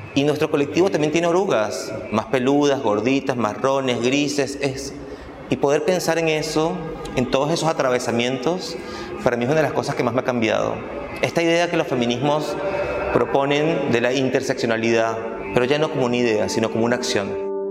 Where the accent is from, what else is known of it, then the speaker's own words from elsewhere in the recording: Caracas, Capital District, Venezuela; moved away as an adult; now in Buenos Aires, Argentina; yo nací y crecí en Venezuela, en Caracas